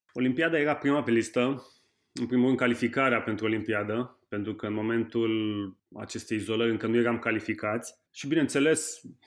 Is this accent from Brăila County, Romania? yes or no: no; Constanța, Constanța County, Romania; also born or lived in Brașov; am crescut între Constanța și Brașov. Noi locuind în Constanța, având bunici în Brașov